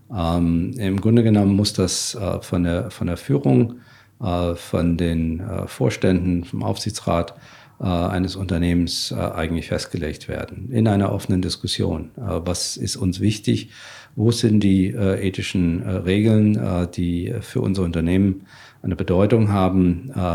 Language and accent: German; Germany; als Deutsche